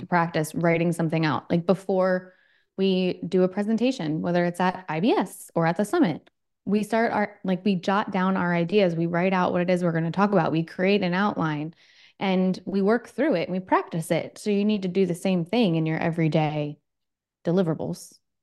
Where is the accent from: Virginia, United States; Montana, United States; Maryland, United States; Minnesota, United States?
Maryland, United States; Baltimore; moved away